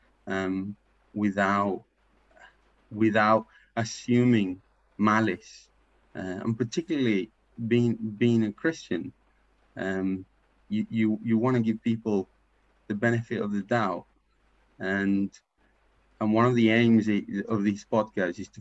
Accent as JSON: {"language": "English", "country": "Paraguay", "second_language": "English", "moved": "as an adult", "lives_now": "England, United Kingdom", "said": "I'm from Paraguay. I've been in England for 15 years."}